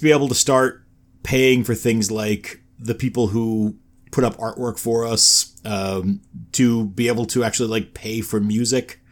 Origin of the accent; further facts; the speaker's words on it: New York, United States; moved away; I'm from New York originally